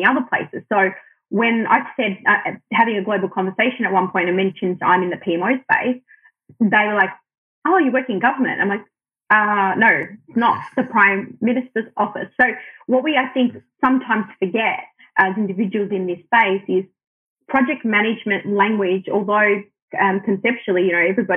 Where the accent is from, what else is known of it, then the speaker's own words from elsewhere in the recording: Australia; first language Arabic; I'm born and raised in Australia, but my parents are Lebanese migrants